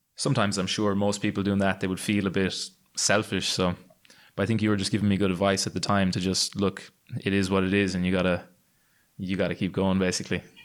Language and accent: English; Limerick, Munster, Ireland; my hometown in Limerick in Ireland